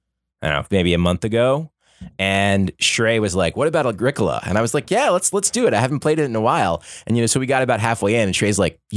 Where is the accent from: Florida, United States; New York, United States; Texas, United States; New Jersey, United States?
Florida, United States; now in Boston, United States; I have lived in Boston for about 10 years. I grew up in Florida. That's where I'm from and where I grew up, went to high school.